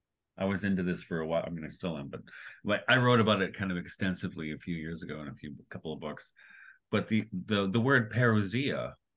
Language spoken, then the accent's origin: English; Detroit, Michigan, United States; where I grew up in Detroit, in the 70s and 80s